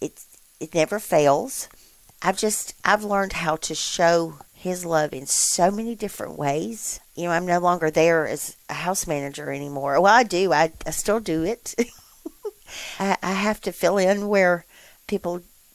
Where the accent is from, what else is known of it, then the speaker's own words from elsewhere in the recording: Columbus, United States; I was born and raised here in Columbus.